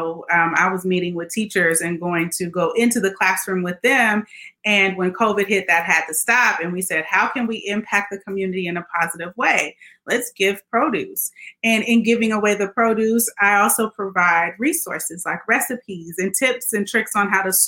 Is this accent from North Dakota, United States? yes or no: no; Oakland, California, United States; now in Stockton, United States; I got my roots from growing up in Oakland